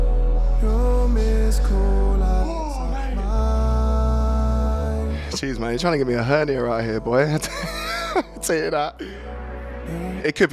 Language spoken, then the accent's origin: English; Horsham, South East England, United Kingdom; my hometown of Horsham